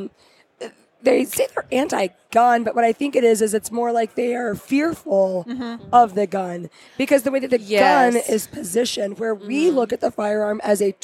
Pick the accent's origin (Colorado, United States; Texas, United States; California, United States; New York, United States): Texas, United States; I'm also from Texas